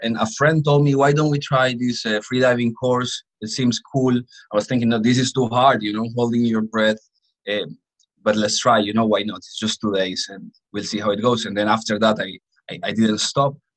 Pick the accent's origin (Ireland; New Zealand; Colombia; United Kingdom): Colombia; I grew up in a coffee farm in Colombia